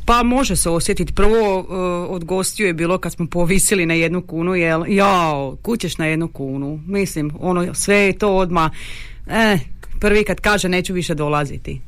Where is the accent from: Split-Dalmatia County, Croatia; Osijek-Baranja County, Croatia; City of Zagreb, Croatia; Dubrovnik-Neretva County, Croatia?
Osijek-Baranja County, Croatia; Đakovo; mi smo Slavoni, ali mi Đakovo grad koda je odvojen od tog svijeta